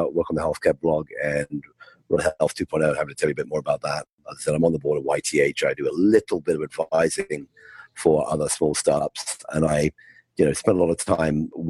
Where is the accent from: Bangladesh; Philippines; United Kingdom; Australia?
United Kingdom; moved away as an adult; also born or lived in California; I grew up in the UK, as you can tell by my accent.